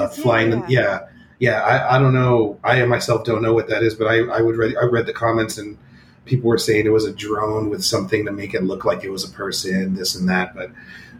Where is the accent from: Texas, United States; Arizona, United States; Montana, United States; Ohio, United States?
Texas, United States; Rio Grande Valley; I grew up here in the Rio Grande Valley